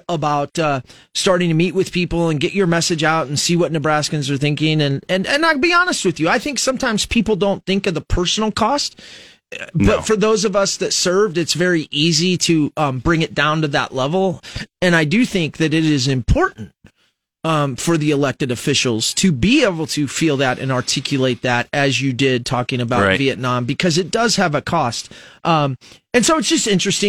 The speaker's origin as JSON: {"language": "English", "country": "United States", "said": "as an American"}